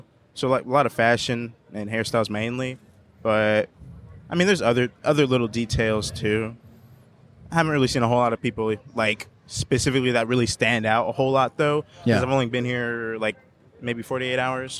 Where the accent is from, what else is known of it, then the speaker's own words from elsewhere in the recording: Georgia, United States; because I'm from Georgia.